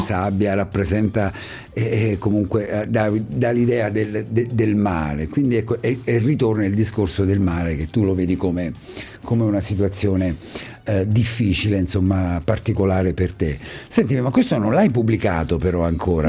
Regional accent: Ascoli Piceno, Marche, Italy; accent: Ascolano; io ho l'accento ascolano

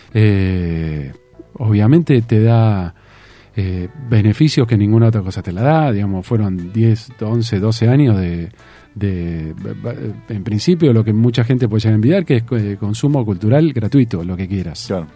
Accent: Tandil, Buenos Aires Province, Argentina; also born or lived in Mar del Plata; yo me crié en Tandil, nací en Mar del Plata, pero me crié en Tandil

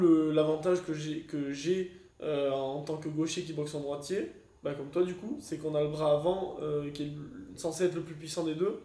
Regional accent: Monaco; je suis monégasque

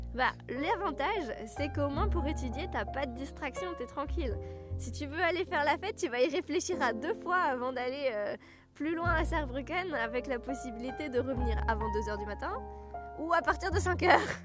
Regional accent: Alsace, Grand Est, France; accent: Alsatian; mon accent alsacien revenait

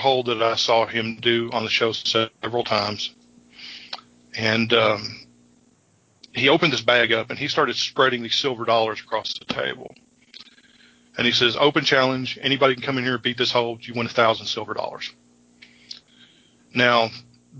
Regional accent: Frankfort, Kentucky, United States; I was born in Frankfort, Kentucky.

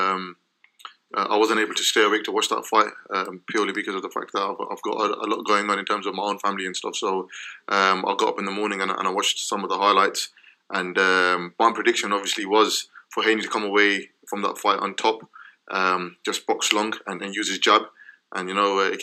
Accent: United Kingdom; me being a British boxer

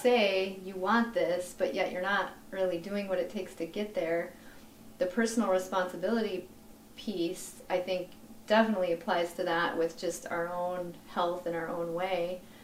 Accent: Vermillion, South Dakota, United States; now in Sioux Falls, United States; I'm originally from Vermillion, just a town yeah. little ways from here, but I live in Sioux Falls.

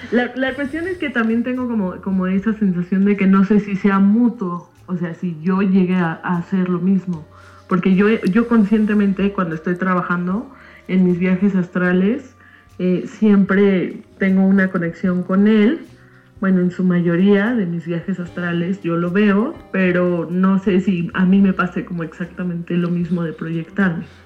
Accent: Mexico City, Mexico; soy de México

